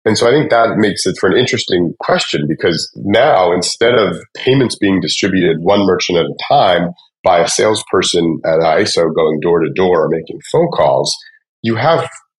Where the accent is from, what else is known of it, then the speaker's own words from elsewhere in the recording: just outside of Atlanta, Georgia, United States; I grew up just outside of Atlanta, Georgia, and went to school at Georgia Tech, and have basically lived in the Atlanta area since then